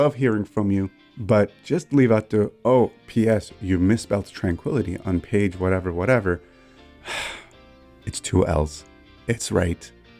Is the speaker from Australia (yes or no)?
no; Canada; I'm Canadian